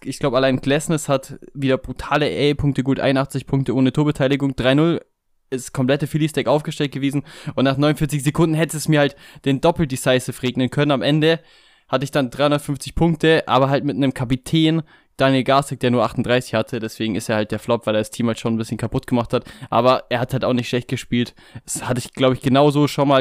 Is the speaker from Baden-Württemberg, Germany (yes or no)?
yes; Stuttgart, Baden-Württemberg, Germany; hier quasi meine Heimatstadt, der VfB Stuttgart